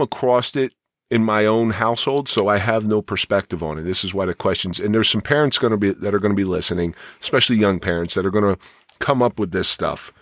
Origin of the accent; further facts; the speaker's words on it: Atlantic City, New Jersey, United States; I grew up in the Atlantic City area